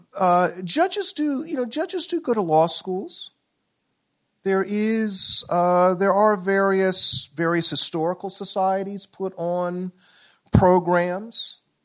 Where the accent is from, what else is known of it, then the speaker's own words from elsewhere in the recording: Columbia, South Carolina, United States; I'm from South Carolina. Columbia, South Carolina, born nineteen fifty-four